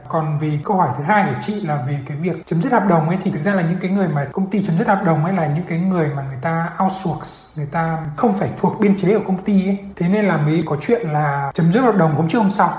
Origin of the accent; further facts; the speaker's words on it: Vietnam; moved away as an adult; also born or lived in France / Paris; now in Canada; em sinh ra lớn lên ở Việt Nam